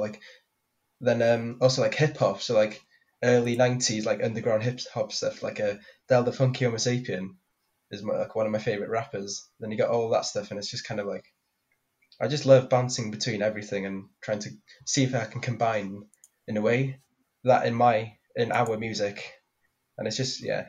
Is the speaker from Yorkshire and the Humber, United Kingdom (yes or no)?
no; Bethesda, Wales, United Kingdom; I'm from Bethesda